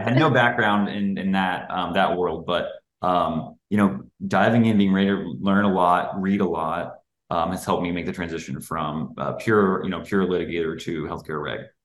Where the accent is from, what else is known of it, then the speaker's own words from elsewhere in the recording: Tennessee, United States; moved away as an adult; also born or lived in Kentucky / Atlanta; now in Chicago, United States; outside the state of Tennessee, the, the my home state